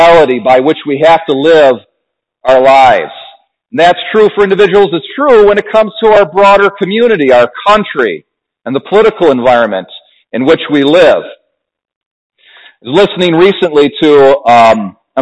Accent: United States; we as Americans

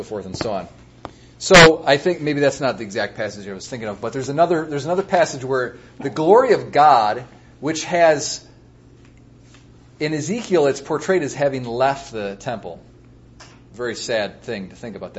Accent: United States; I'm an American

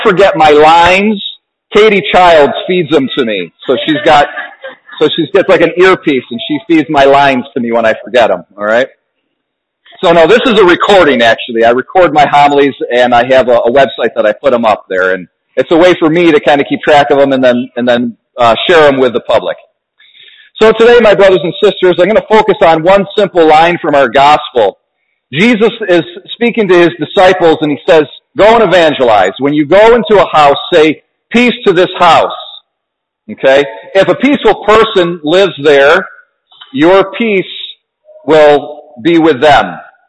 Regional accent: Ontario, New York, United States; also born or lived in Adirondacks, New York; I'm a Wayne County boy, so I grew up in Ontario

